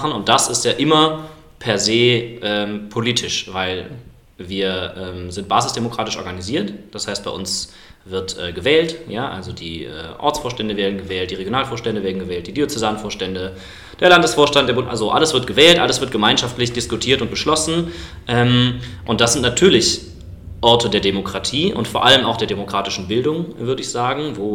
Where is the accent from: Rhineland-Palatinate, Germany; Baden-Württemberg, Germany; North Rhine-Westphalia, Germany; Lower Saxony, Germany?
North Rhine-Westphalia, Germany; Cologne; accent: Cologne; Ich komme aus Köln, manchmal hört man das übrigens.